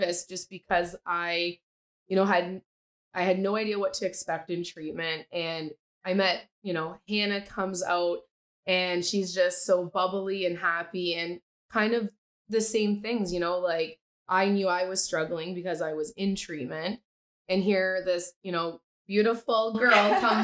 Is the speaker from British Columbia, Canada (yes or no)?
no; Sault Ste. Marie, Ontario, Canada; So we're from Sault Ste. Marie, population 75,000